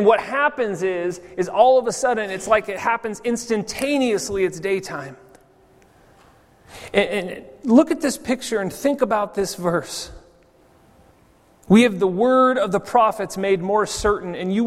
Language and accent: English; California, United States; moved away as an adult; also born or lived in Maui, Hawaii; now in Zurich, Switzerland; I grew up in California